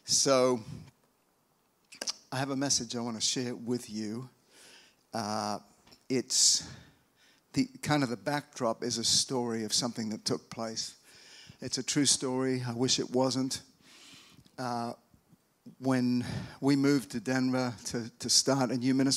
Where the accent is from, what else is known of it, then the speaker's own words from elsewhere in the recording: Australia; now in United States; I'm from Australia, but I've lived over here for a long time.